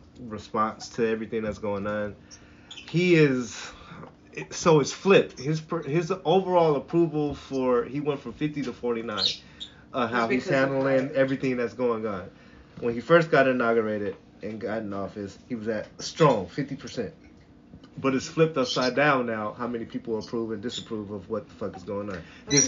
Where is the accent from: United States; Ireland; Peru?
United States; Seattle, Washington; I told them one word. Where are you from? Seattle. Oh, he little Cincinnati.